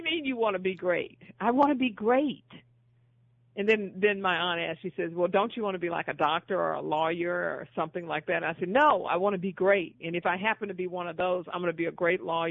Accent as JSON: {"language": "English", "town": "Houston", "region": "Texas", "country": "United States", "tie": "born or raised there", "said": "I grew up in Houston, Texas"}